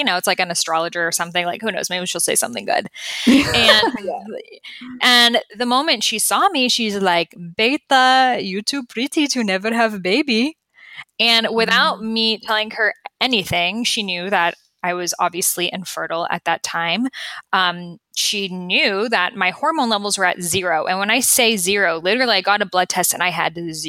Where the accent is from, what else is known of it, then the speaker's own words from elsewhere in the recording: Boston, Massachusetts, United States; I grew up in Boston.